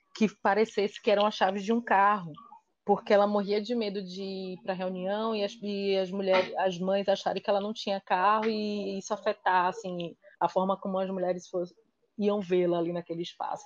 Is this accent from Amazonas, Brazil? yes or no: no; Salvador, Bahia, Brazil; now in Recife, Brazil; eu moro em Recife, eu sou de Salvador, mas moro em Recife